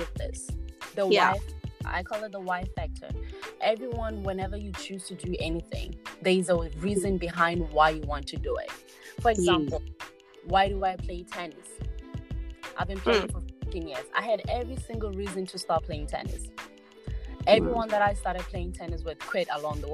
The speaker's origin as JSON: {"language": "English", "country": "Botswana", "tie": "born or raised there", "moved": "as an adult", "lives_now": "United States", "said": "I was born and raised in Botswana and then moved to America in 2016 on a tennis scholarship offer"}